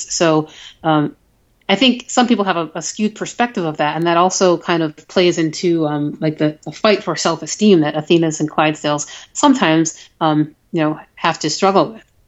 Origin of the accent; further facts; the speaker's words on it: Buffalo, New York, United States; I met a lot of people who I'd only met online um, from my hometown who did that race